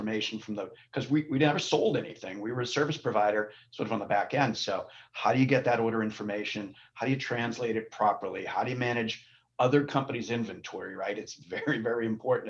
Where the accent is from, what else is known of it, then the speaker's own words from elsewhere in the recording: Massachusetts, United States; moved away as an adult; now in Maine, United States; I grew up in Massachusetts. I've been up here since 1993